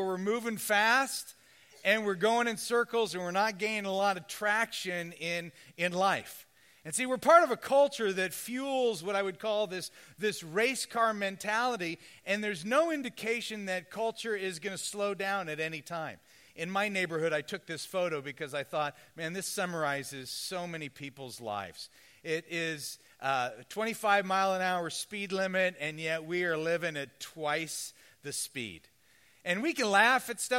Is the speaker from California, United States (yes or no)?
yes; Southern California, United States; I'm from Southern California